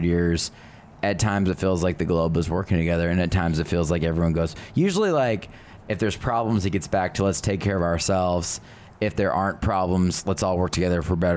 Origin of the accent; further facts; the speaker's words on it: United States; as an American